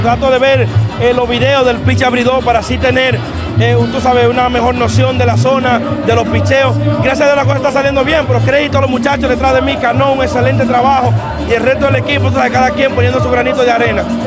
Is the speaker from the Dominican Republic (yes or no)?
yes; Dominican Republic; nosotros como dominicanos